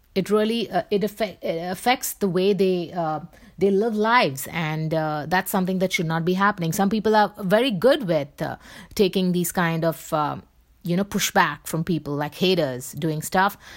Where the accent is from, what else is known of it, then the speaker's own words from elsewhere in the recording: India; I'm from India